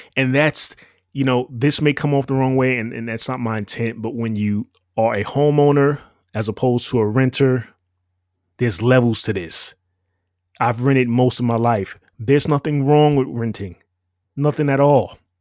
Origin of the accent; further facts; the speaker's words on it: New York City, New York, United States; moved away; You're listening to someone who spent roughly twenty-five years in the Big Apple. N Y C. And it was no walk in the park. Growing up in New York